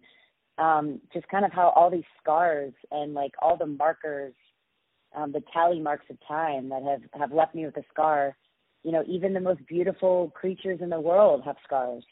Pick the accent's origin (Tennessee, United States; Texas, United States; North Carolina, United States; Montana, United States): Texas, United States; Austin; also born or lived in Los Angeles; now in New York City, United States; I am from Austin, Texas, Southern girl by heart